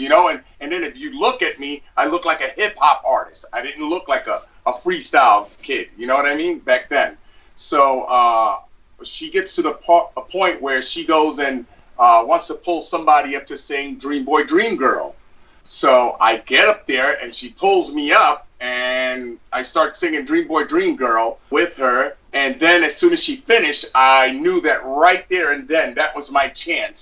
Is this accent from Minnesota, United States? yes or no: no; New York City, New York, United States; I was born and raised in Brooklyn